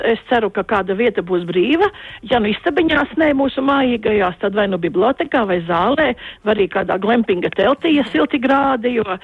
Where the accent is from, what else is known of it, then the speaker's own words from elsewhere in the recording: Latvia; Mēs esam tālu no Latvijas, bet mums ir radi draugi un mēs arī viena liela daļa atgriezīsimies Latvijā.